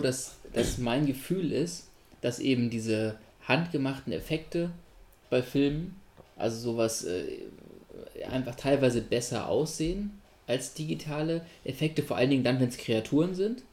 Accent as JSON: {"language": "German", "town": "Göttingen", "region": "Lower Saxony", "country": "Germany", "tie": "born or raised there", "said": "von Göttingen aus, wo ich gewohnt habe als Kind"}